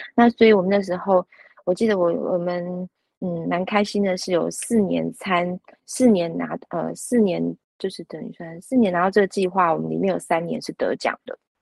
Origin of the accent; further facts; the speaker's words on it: Luzhou, New Taipei, Taiwan; 这是我的故乡